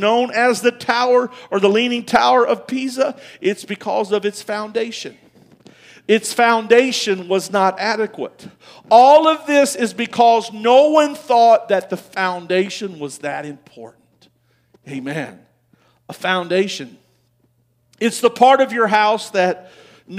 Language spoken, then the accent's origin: English; United States; I'm an American